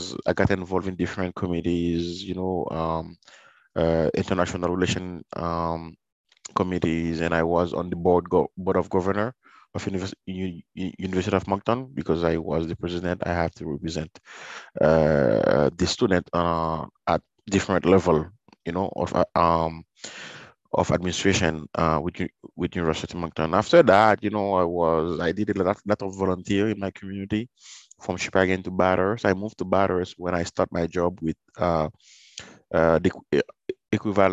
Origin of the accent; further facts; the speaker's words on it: Sud, Haiti; also born or lived in Port-au-Prince, Haiti; now in Montreal, Canada; When I was growing up in Haiti, it was, you know, I was born in a small city.